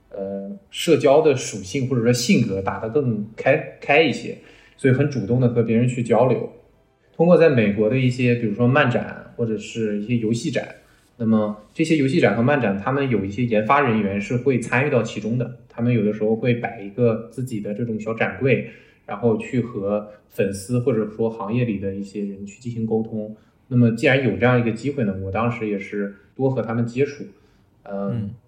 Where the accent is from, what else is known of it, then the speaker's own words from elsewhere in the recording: China; moved away as an adult; also born or lived in Beijing, China; now in United States; 我其实最早是在国内长大，然后在清华大学这边读完了视觉传达专业